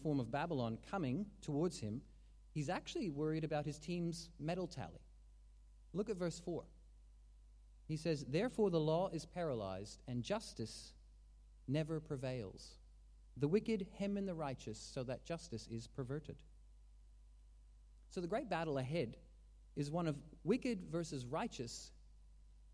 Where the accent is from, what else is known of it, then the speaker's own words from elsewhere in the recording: Calgary, Alberta, Canada; we watched these stories as Calgarians